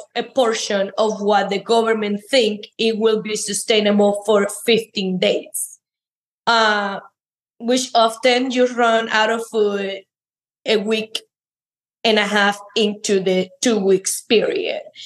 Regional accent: Cuba; moved away as an adult; now in United States; I am an immigrant from Cuba

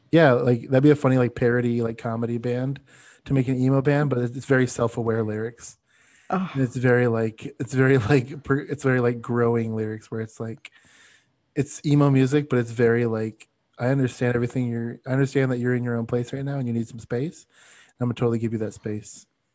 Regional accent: Florida, United States; when I grew up in South Florida, so we played like a venue there.

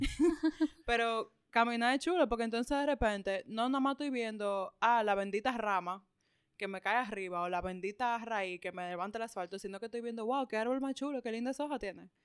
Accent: Dominican Republic; nosotros particularmente como dominicanos

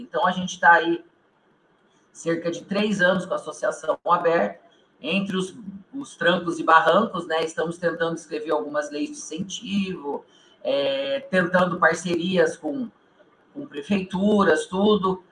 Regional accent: Maringá, Paraná, Brazil; nós somos aqui do norte do Paraná, né? Nós somos aqui de Maringá

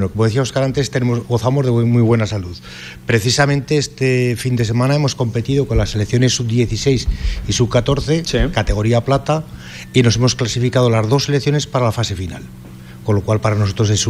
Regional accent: Teruel, Aragon, Spain; los de Teruel somos de Teruel

